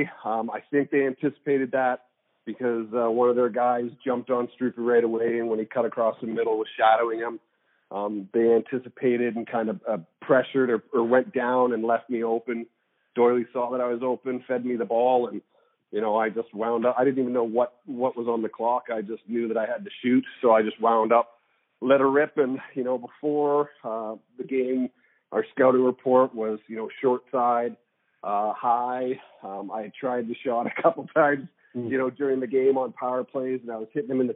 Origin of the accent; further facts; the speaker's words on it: Calgary, Alberta, Canada; moved away; also born or lived in Toronto; I was born and raised in Calgary